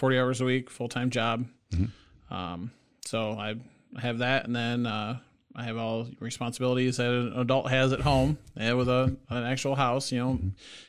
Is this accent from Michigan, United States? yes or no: yes; Battle Creek, Michigan, United States; now in Lansing, United States; So I'm originally from Battle Creek, Michigan. I moved up here to Lansing probably about 6 years ago.